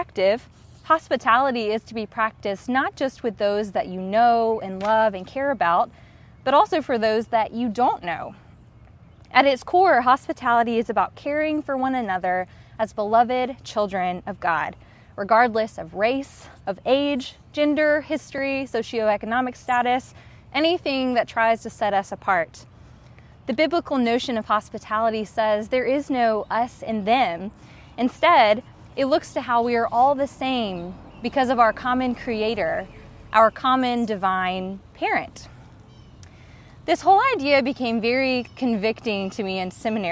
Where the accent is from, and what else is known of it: the American South, United States